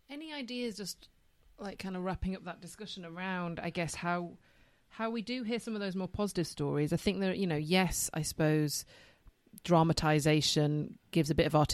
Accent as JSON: {"language": "English", "region": "Yorkshire and the Humber", "country": "United Kingdom", "moved": "yes", "lives_now": "London, United Kingdom"}